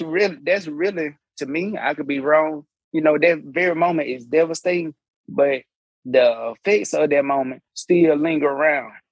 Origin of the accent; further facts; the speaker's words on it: Alabama, United States; I'm I'm from Alabama